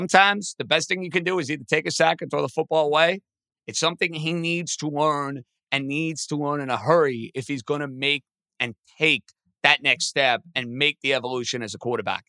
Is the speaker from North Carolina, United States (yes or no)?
no; New York, United States; I'm a New Yorker